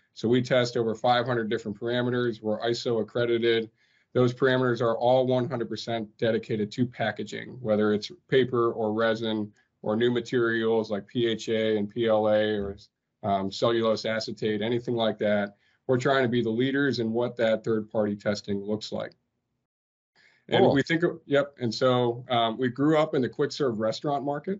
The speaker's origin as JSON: {"language": "English", "town": "Cincinnati", "region": "Ohio", "country": "United States", "tie": "born or raised there", "also_born_or_lived": "Atlanta", "moved": "as an adult", "said": "Had the opportunity to move back to Cincinnati here recently, my hometown and where I grew up"}